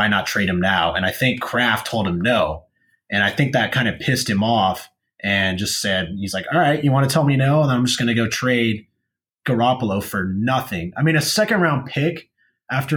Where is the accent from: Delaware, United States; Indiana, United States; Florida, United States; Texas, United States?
Texas, United States; moved away; We're both from Texas